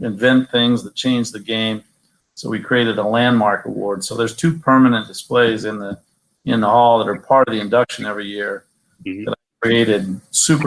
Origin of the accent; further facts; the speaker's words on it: the West, United States; moved away; I'm from the West.